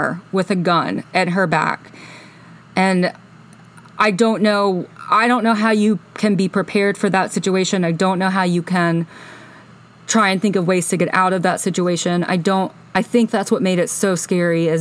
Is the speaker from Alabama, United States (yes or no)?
yes; Alabama, United States; moved away as an adult; I grew up in Alabama. I lived there until I was 27.